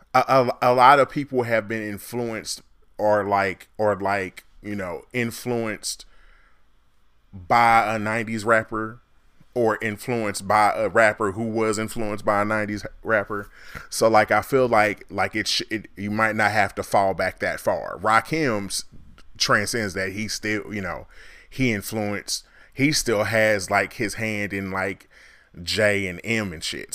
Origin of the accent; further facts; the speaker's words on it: Midwest, United States; I'm from the Midwest